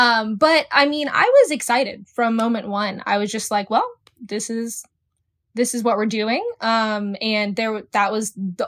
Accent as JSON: {"language": "English", "town": "Jacksonville", "region": "Florida", "country": "United States", "tie": "born or raised there", "said": "So yeah, I was born and raised in Jacksonville, Florida here. I'm married to Nathan. I have four kids."}